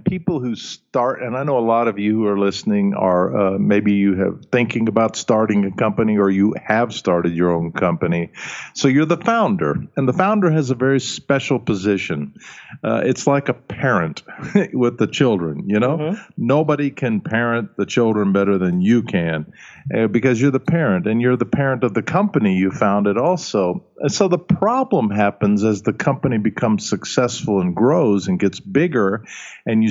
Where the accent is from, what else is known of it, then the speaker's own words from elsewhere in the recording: Alabama, United States; first language German; English is a second language; moved away; also born or lived in Vienna; Grew up in Alabama in the United States